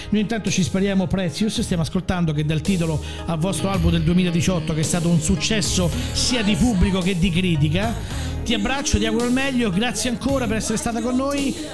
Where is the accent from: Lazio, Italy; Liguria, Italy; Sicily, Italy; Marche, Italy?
Lazio, Italy; Rome; Cioè io da buon romano